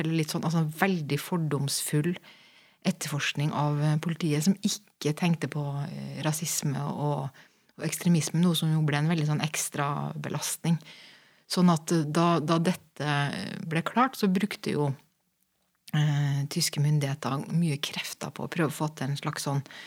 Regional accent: Norway; moved away as an adult; also born or lived in Berlin; jeg kommer jo fra Norge

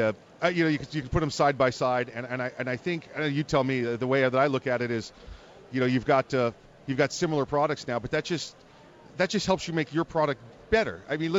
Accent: New York, United States; moved away; I'm from New York. That's home for me. I still go up there. They're my sports teams and everything else.

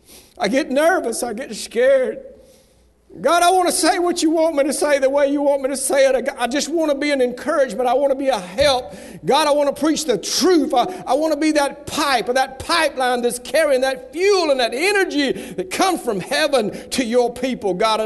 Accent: Southern United States, United States; accent: southern; Now, I lost all my southern accent while I was up there, but you should have heard me while I went up there.

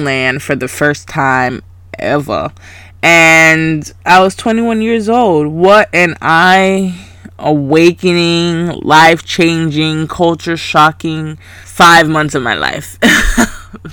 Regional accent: Grayson, Georgia, United States; also born or lived in Valdosta, Georgia; I was raised in Selma, but I went to Grayson

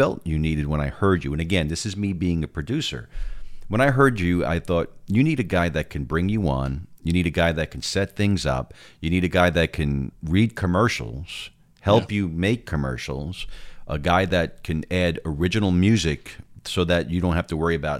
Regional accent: New York, United States; now in Texas, United States; I am a New Yorker

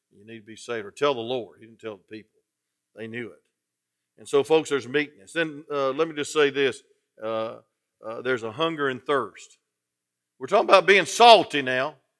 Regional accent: Atlanta, Georgia, United States; I'm from Atlanta

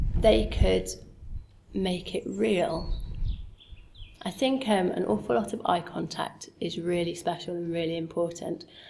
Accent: Sheffield, Yorkshire and the Humber, United Kingdom; moved away; also born or lived in London; I'm from Sheffield, grew up in Sheffield

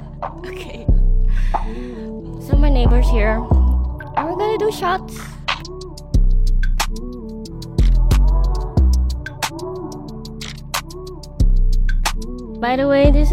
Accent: The Hague, South Holland, Netherlands; moved away as an adult; now in Rotterdam, Netherlands; I need to shout out my hometown. I'm from Den Haag, The Hague. Shout out 070. But now I live in Rotterdam

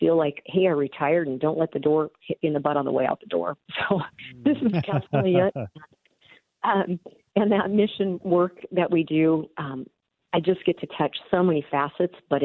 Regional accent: Tri-Cities, Washington, United States; moved away as an adult; also born or lived in Rocky Mountain states; now in Yakima, United States; I grew up in the Tri-Cities area and moved away for several years. Moved back, 2007

